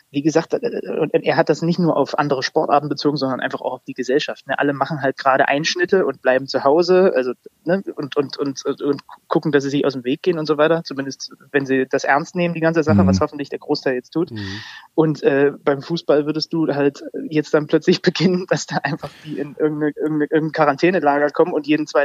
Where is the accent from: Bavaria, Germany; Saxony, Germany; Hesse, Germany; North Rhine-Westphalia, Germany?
Saxony, Germany; Zwickau; born there; Als mhm. gebürtiger Zwickauer darf ich sowas sagen.